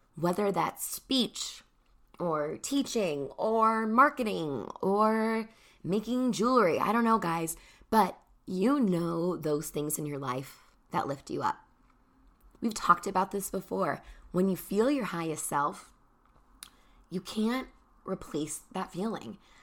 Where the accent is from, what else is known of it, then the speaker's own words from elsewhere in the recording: Chicago, Illinois, United States; I'm from Chicago